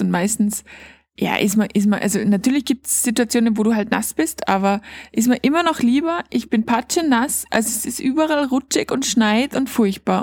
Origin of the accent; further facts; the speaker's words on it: Austria; bei uns in Österreich